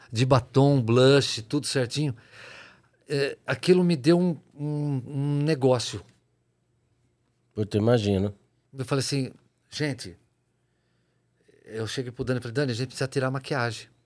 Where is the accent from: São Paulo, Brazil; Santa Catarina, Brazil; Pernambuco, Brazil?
São Paulo, Brazil; Jaú; Lá na fazenda onde eu me criei.